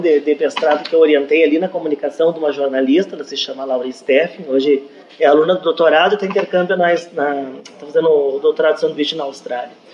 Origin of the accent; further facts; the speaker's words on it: Brazil; como brasileiro, a gente tem o, o hábito de acompanhar os times